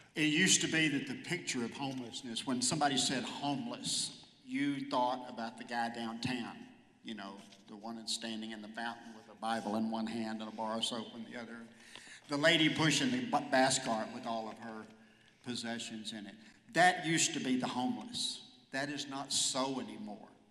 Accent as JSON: {"language": "English", "town": "Hooks", "region": "Texas", "country": "United States", "tie": "born or raised there", "also_born_or_lived": "Texarkana, Texas / Houston, Texas", "moved": "as an adult", "said": "I was born in Texarkana, Texas. Uh, grew up in Hooks, which is a small town about 14 miles outside of Texarkana"}